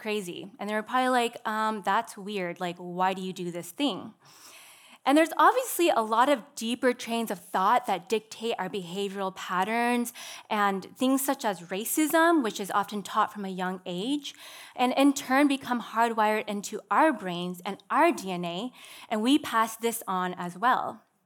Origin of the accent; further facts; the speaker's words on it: Seattle, Washington, United States; I'm from Seattle